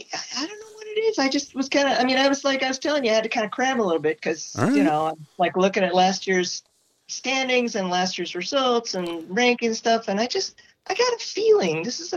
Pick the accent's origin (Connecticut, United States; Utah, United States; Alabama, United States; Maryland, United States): Utah, United States; obviously I'm from Utah. I'm biased to Utah